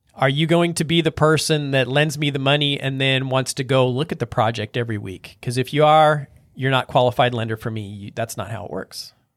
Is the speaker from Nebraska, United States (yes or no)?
yes; North Platte, Nebraska, United States; I'm from North Platte